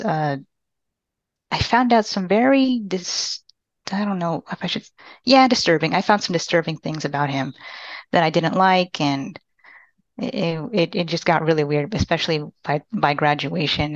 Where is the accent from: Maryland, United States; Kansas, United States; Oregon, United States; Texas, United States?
Texas, United States; Austin; also born or lived in Panama City, Panama / San Marcos, Texas; I'm from Panama City, Panama, but I was raised in Austin, Texas